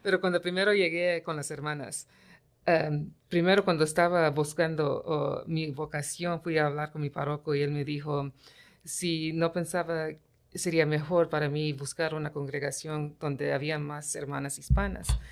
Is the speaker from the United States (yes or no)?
yes; United States; first language English; Spanish is a second language; yo nací y crecí aquí en los Estados Unidos